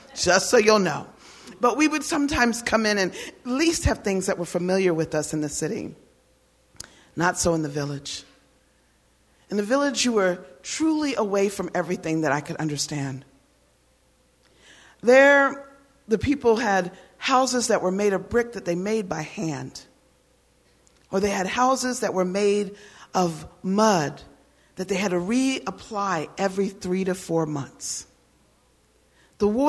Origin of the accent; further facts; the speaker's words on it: United States; also born or lived in Germany; I am an American woman.